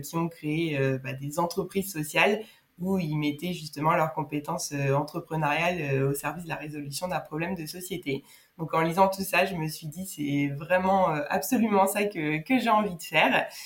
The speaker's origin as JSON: {"language": "French", "town": "Nancy", "region": "Grand Est", "country": "France", "tie": "born or raised there", "moved": "yes", "said": "à l'origine je viens de Nancy où j'ai fait euh, du coup euh, bah, mon lycée"}